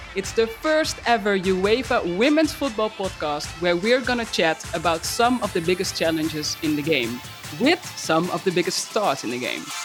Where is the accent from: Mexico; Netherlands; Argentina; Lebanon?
Netherlands; my home country, the Netherlands